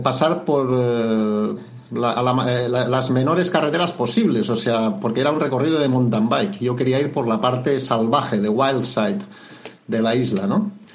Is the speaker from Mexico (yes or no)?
no; Catalonia, Spain; now in Lanzarote, Spain; soy de fuera, soy de Cataluña, pero llevo en Canarias 32 años